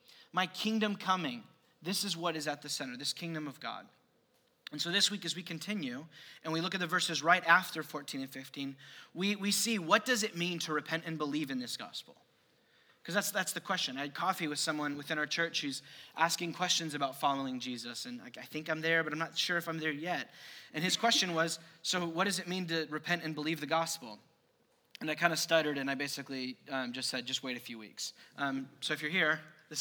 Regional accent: United States; as an American Christian

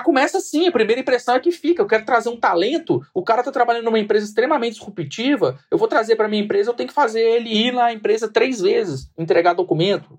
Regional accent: Minas Gerais, Brazil; now in São Paulo, Brazil; eu sou mineiro, vocês não devem ter reparado pelo sotaque, mas eu sou mineiro

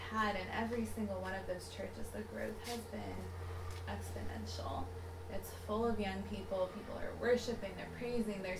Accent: Berkeley, California, United States; I'm also from the United States, except a very different part. I'm on the West Coast

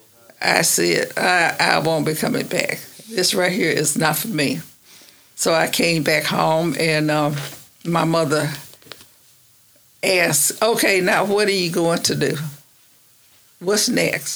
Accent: Oklahoma, United States; also born or lived in Washington, D.C.; I came from Oklahoma

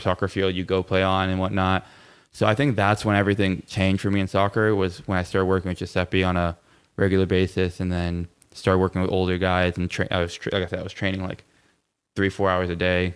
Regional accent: Plantation, Florida, United States; also born or lived in Miami, Florida; I was born and raised in Plantation, Florida

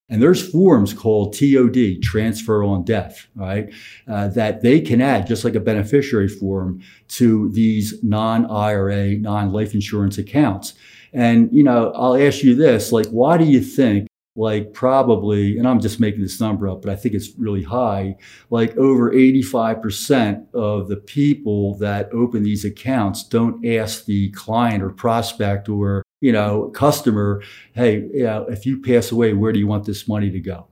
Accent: Philadelphia, Pennsylvania, United States; I'm from Philadelphia

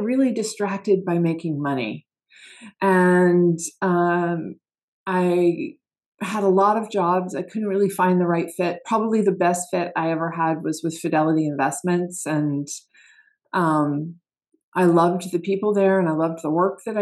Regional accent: Asheville, North Carolina, United States; I grew up in Asheville, North Carolina

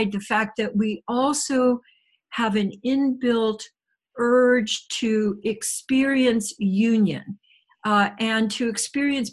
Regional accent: Midwest, United States; moved away; I did a lot of my growing up in the Midwest

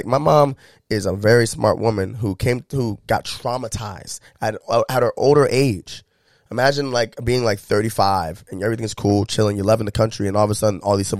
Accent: United States; how privileged I was growing up in America.

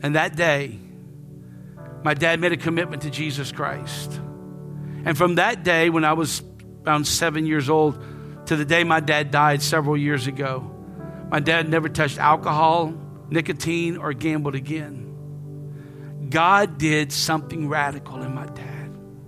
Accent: Lafayette, United States; I grew up right here in Lafayette

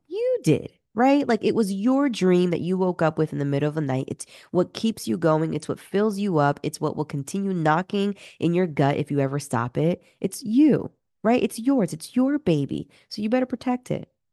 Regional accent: Peru; moved away; I'm originally from Peru

